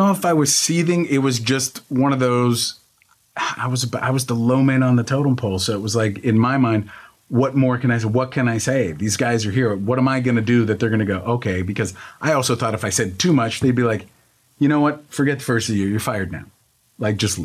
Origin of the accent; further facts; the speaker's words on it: Pittsburgh, Pennsylvania, United States; moved away; I grew up in Pittsburgh, and my dad, like I said, was an Italian immigrant.